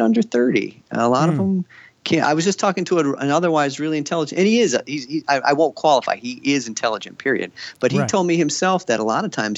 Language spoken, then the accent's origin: English; Royal Oak, Michigan, United States; I grew up in Royal Oak, Michigan, suburb of Detroit